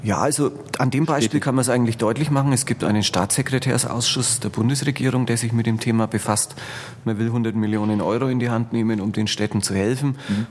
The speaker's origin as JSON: {"language": "German", "country": "Germany", "said": "Bei uns in Deutschland"}